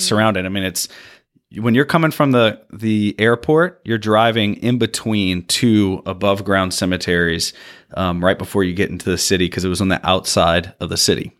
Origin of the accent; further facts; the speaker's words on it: Louisiana, United States